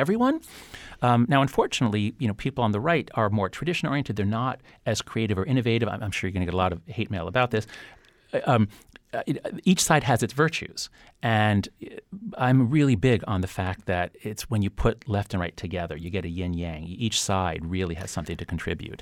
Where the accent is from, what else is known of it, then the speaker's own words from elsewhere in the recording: United States; my sense of pride in being an American